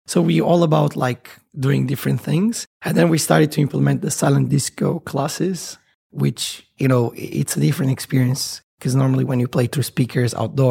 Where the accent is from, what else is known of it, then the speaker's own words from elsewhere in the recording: Bermuda; born there; I was born in Bermuda, by the way, which is a side note.